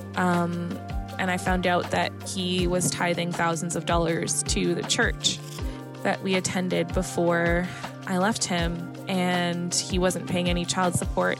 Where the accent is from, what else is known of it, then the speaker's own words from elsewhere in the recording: Toronto, Ontario, Canada; I'm from Toronto, Canada.